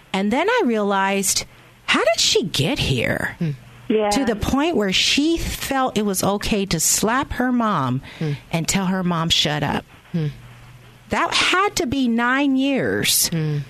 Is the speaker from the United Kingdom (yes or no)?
no; Reading, Pennsylvania, United States; I'm from Pennsylvania, Reading